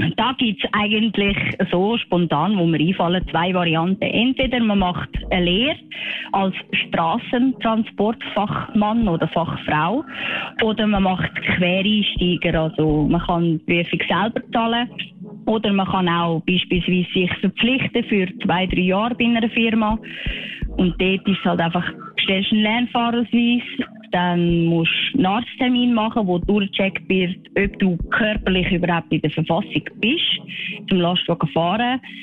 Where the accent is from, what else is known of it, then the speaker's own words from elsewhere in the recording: Switzerland; Bei uns in der Schweiz